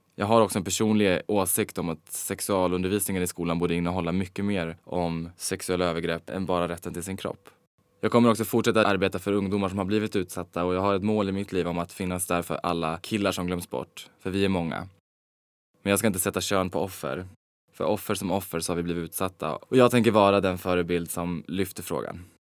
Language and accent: Swedish; Falun, Dalarna County, Sweden; moved away as an adult; also born or lived in Stockholm; now in Los Angeles, United States; i lilla Falun där jag växte upp